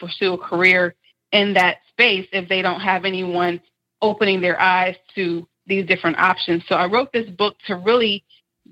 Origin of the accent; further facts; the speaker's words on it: Decatur, Georgia, United States; I grew up in DeKalb County schools in mm-hmm. Decatur, Georgia